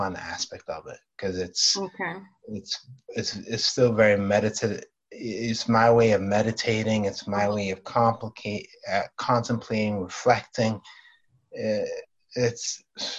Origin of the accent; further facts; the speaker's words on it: Stockholm, Stockholm County, Sweden; English is a second language; I was born and raised in Sweden, Stockholm, Sweden